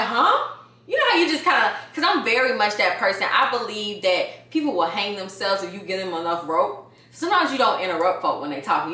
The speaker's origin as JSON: {"language": "English", "town": "Atlanta", "region": "Georgia", "country": "United States", "tie": "born or raised there", "moved": "as an adult", "lives_now": "Los Angeles, United States", "said": "I'm from Atlanta. I'm from Atlanta. Both of my family, my whole entire family, both sides of my family, Grady babies"}